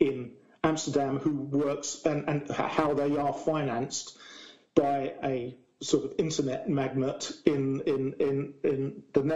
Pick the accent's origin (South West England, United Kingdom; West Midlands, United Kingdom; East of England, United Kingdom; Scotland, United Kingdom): East of England, United Kingdom; Essex; now in Brighton, United Kingdom; I grew up in Essex, not in Basildon in Essex